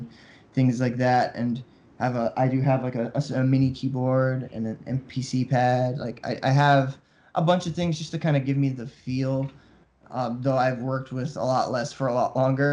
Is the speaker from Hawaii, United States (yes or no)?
yes; Hawaii, United States; also born or lived in New York; I'm from Hawaii